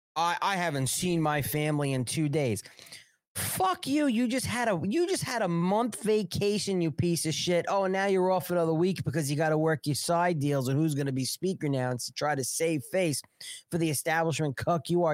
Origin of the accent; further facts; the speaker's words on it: New York, United States; now in South Carolina, United States; I'm a New Yorker